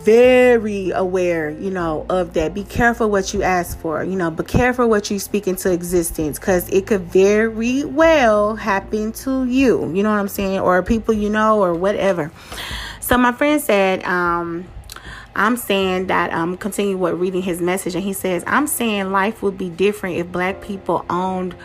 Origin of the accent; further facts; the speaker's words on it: Pleasant Grove, United States; I grew up in Pleasant Grove, you know what I'm saying? The projects of Pleasant Grove